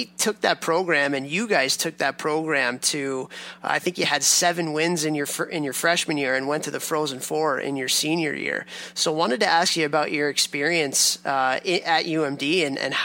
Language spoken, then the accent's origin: English; Chicago, Illinois, United States; moved away; I moved here from Chicago. That's where I grew up